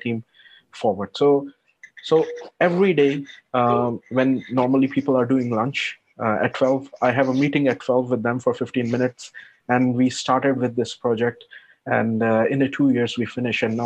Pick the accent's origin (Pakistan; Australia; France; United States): Pakistan; moved away as an adult; now in Luxembourg; I'm not European citizen, so I'm non-European, I'm from Pakistan